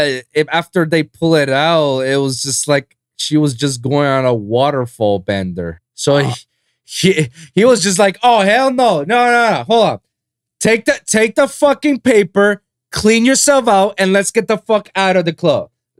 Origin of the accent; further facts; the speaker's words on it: Miami, Florida, United States; Anybody ask you, where are you from? Oh, Miami. Oh, you're from Florida. No, I say